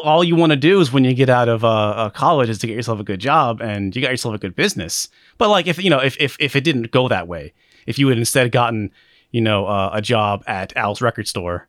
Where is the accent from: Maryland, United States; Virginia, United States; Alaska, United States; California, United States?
Alaska, United States; moved away as an adult; now in Seattle, United States; I was born and raised in Alaska